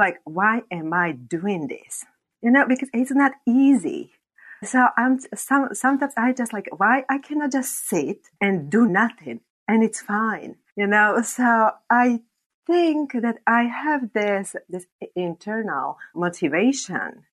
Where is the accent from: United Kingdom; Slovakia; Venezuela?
Slovakia; English is a second language; I am from Slovakia